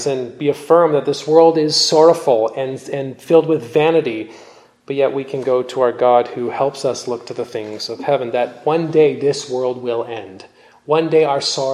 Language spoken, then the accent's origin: English; Canada; also born or lived in California; I'm Canadian